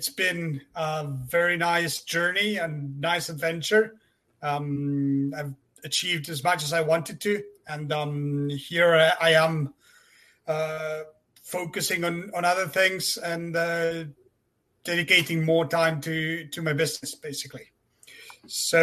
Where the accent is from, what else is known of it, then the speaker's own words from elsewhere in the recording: Argentina; moved away as an adult; now in France; I'm from Argentina myself